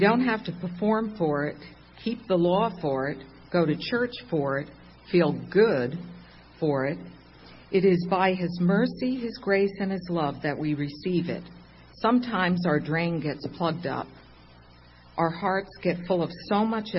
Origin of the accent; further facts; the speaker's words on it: Long Island, New York, United States; I'm not Italian, but I'm from Long Island.